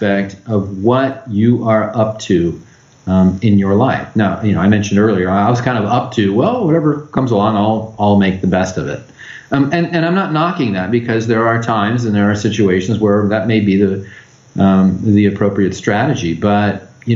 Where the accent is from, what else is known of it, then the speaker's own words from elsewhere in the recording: Los Angeles, California, United States; also born or lived in San Diego / Orange County / Riverside County; I grew up in Los Angeles